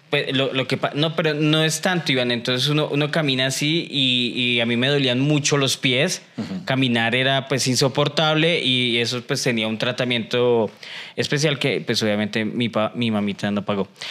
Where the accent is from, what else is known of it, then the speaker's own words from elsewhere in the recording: Colombia; los colombianos eh, vivimos del qué dirán